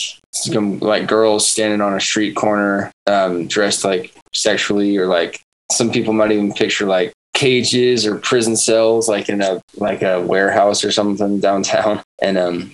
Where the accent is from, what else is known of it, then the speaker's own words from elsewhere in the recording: Savannah, Georgia, United States; now in Orlando, United States; back in my hometown in Savannah, Georgia